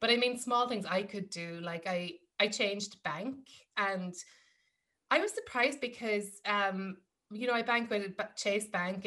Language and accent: English; Ireland; moved away as an adult; now in New York, United States; growing up in Ireland, yes, there are things like my, I'm from a farming family